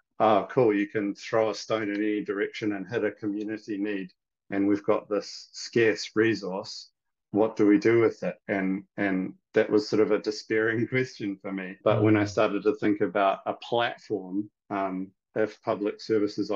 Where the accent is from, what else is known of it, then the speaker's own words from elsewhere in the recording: Cockle Bay, Auckland, New Zealand; also born or lived in Taiwan; I grew up in Koppel Bay in Howard College, where I went to school